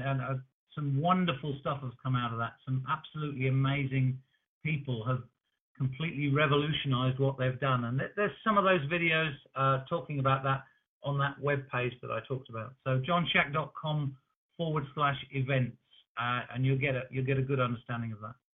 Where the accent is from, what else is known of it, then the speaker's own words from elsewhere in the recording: New Zealand; we're from New Zealand